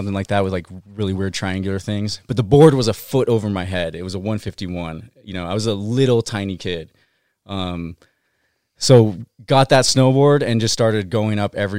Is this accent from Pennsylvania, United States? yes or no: no; Salem, Oregon, United States; I'm from Salem, Oregon.